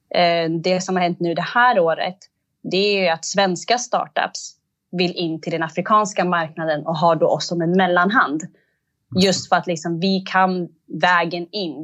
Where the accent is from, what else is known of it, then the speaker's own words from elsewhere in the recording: Eritrea; jag är eritrean